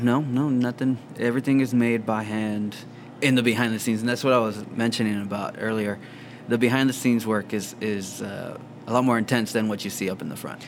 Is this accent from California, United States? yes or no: no; Rio Grande Valley, Texas, United States; also born or lived in Houston, Texas; I live here now. I've, li- I've lived here basically all my life, though.